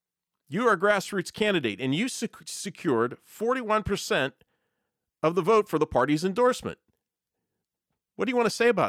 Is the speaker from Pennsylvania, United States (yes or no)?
yes; Pittsburgh, Pennsylvania, United States; moved away as an adult; now in York, United States; I couldn't believe that a mayor of the city of Pittsburgh, my hometown